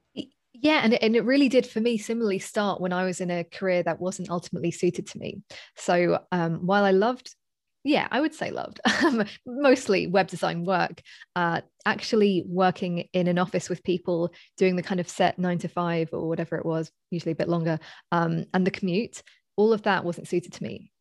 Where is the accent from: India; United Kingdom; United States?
United Kingdom; London; moved away as an adult; I'm from, uh, basically Southeast London